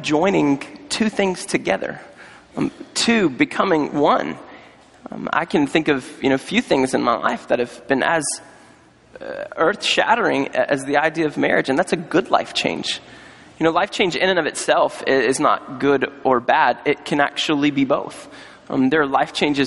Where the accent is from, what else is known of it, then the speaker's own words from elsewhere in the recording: North Carolina, United States; I was on staff at a church in North Carolina, my home state